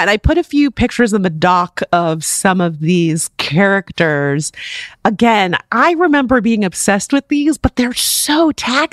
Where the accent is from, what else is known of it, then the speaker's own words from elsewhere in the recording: South Florida, United States; also born or lived in Michigan; I'm from South Florida